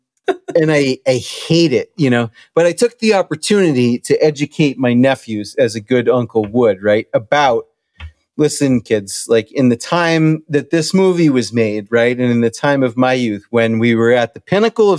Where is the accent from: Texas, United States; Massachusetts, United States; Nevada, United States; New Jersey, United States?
Massachusetts, United States; Townsend; growing up in Townsend